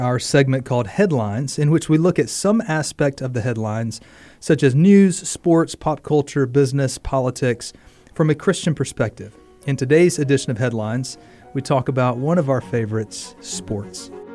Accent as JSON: {"language": "English", "region": "Mississippi", "country": "United States", "tie": "born or raised there", "said": "as a kid, um, growing up in Mississippi"}